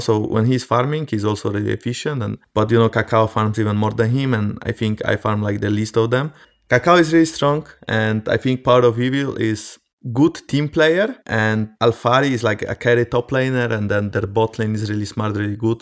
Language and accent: English; Poland; I'm from Poland as well